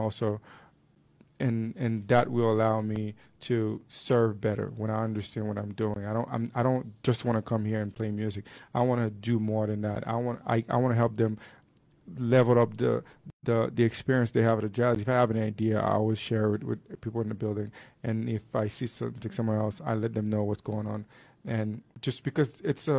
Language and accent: English; Port-au-Prince, Haiti; moved away as an adult; now in Salt Lake City, United States; I grew up in Haiti. I did all my schooling there until high school.